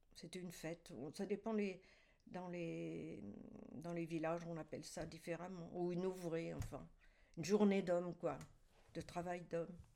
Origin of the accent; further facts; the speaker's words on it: Celles-sur-Ource, Grand Est, France; je suis née à Celles-sur-Ours